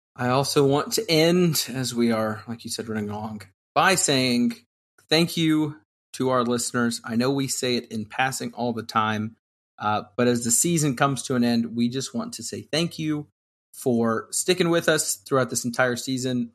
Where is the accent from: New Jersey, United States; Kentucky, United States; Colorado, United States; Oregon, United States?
Kentucky, United States; When I was growing up in Kentucky as the only Suns fan I knew